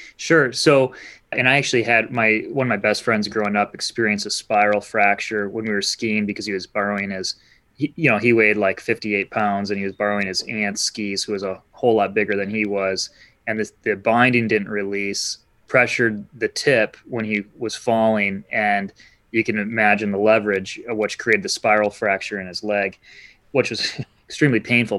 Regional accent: Holland, Michigan, United States; moved away as an adult; also born or lived in Marquette, Michigan; now in Petoskey, United States; I grew up in Holland, Michigan

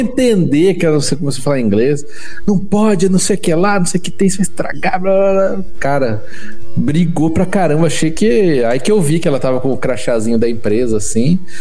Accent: Brazil

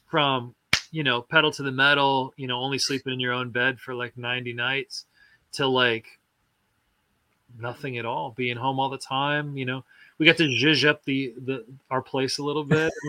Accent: Midwest, United States; I grew up in Middle America where we you know held held aloft.

